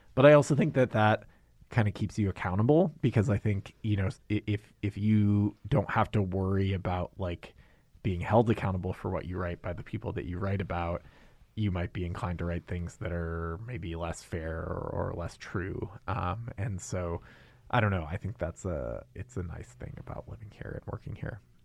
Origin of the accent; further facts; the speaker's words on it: Maine, United States; moved away as an adult; also born or lived in New York City; now in Anchorage, United States; I'm from Maine